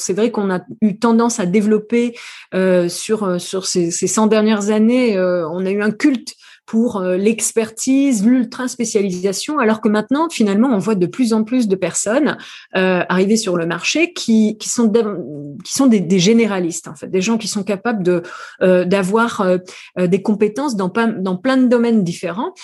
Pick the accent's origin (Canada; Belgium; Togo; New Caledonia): New Caledonia; also born or lived in France; now in San Francisco, United States; Je ne suis pas née en France, je suis originaire de Nouvelle-Calédonie